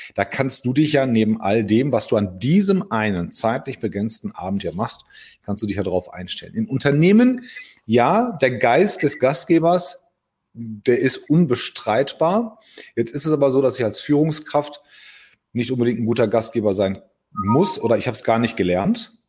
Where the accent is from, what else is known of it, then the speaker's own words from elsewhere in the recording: Hagen, North Rhine-Westphalia, Germany; als Hagener